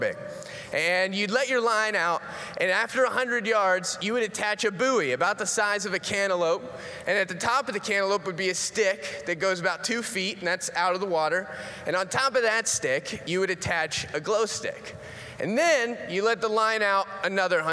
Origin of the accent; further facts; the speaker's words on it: Florida, United States; moved away; that's where I grew up in Florida